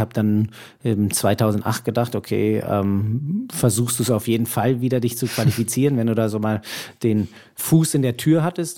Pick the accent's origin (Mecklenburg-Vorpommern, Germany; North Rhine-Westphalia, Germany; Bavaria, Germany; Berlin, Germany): Berlin, Germany; moved away; also born or lived in Hamburg; so lange wie ich in Berlin aufgewachsen bin